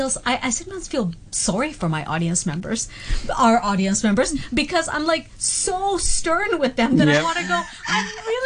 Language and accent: English; Vancouver, British Columbia, Canada; I'm from Vancouver, Canada